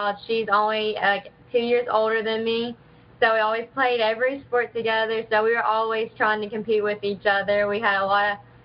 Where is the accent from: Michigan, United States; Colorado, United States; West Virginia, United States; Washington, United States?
West Virginia, United States; Athens; I was born in Virginia, but I moved to actually Athens when I was like 3. I've been here my whole life